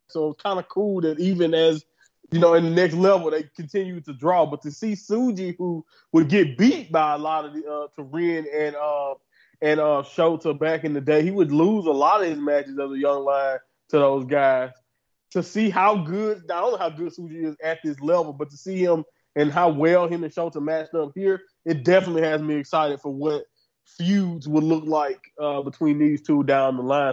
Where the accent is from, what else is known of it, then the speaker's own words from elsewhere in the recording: Southern United States, United States; I'm from Southern uh, United States